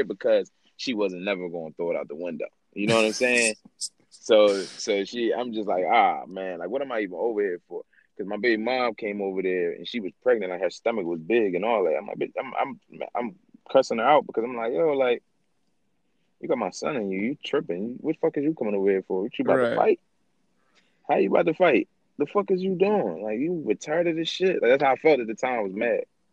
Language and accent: English; Philadelphia, Pennsylvania, United States; growing up in Pastoria Street.